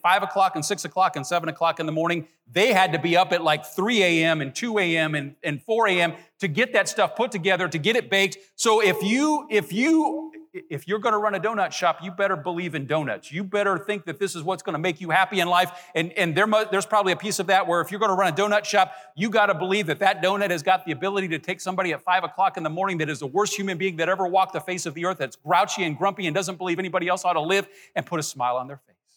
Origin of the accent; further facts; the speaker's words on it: Nappanee, Indiana, United States; moved away; my hometown, Napanee, Indiana, northern Indiana